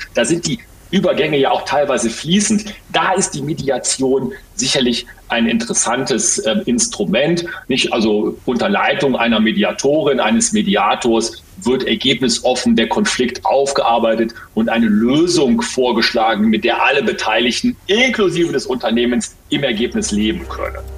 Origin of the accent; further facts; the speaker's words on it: Ruhr area, North Rhine-Westphalia, Germany; hier bei uns im Ruhrgebiet